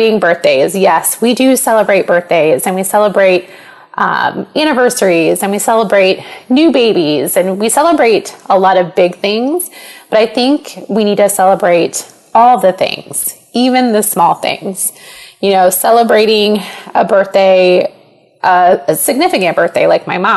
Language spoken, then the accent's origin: English; Panama, Iowa, United States; growing up in Panama